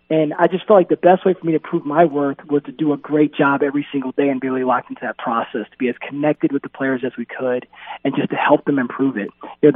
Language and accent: English; outside of Richmond, Virginia, United States; I grew up 20 minutes outside of Richmond, right? So, you know, growing up in the 90s